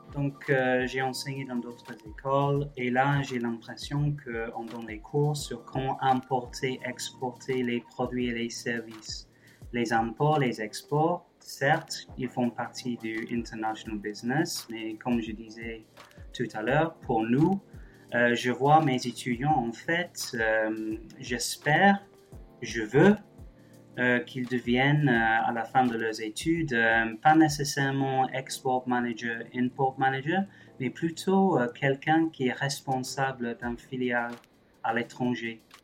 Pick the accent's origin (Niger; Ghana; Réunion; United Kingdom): United Kingdom; England; moved away as an adult; also born or lived in Germany / Paris; now in Toulouse, France; je suis anglais à la base, je suis français depuis quelques années euh, grâce au Brexit.